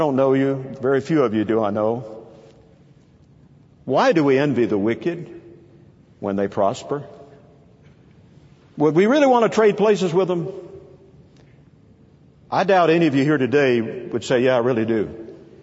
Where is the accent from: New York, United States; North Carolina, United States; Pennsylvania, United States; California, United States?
North Carolina, United States; I'm from North Carolina, and have been for a good while now